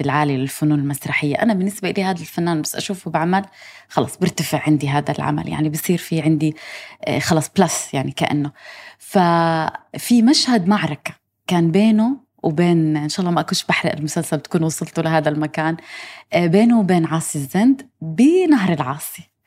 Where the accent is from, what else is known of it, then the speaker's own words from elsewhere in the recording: Gaza, Gaza Strip, Palestine; accent: Gazan; أنا من غزة إحنا لهجتنا شوي واضحة قريبة من لهجة إخواننا المصريين